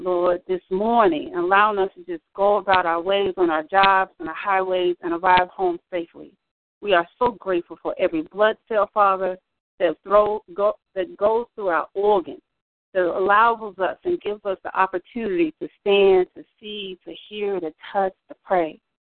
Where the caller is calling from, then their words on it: Stockbridge, Georgia, United States; I'm calling from Stockbridge, Georgia, which is just a little few minutes south of Atlanta